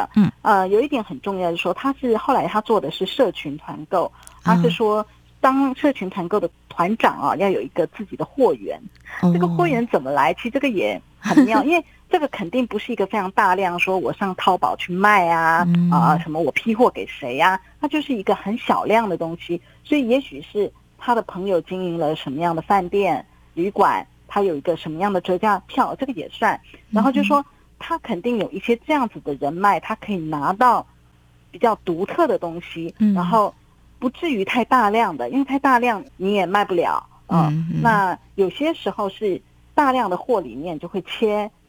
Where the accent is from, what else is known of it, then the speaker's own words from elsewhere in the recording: Taiwan; now in China; 其实他们外卖已经很久了，可是我就是还是保持着我台湾人的习惯。